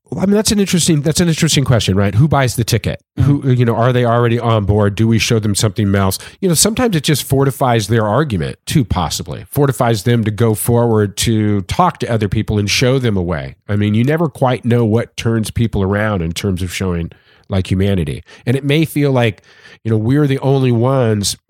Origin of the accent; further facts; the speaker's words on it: California, United States; I'm from California